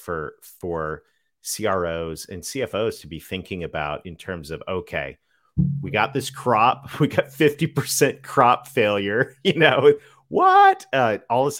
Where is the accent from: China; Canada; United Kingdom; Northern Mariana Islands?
Canada; Southwestern Ontario; my days growing up in Southwestern Ontario in the middle of a bunch of farms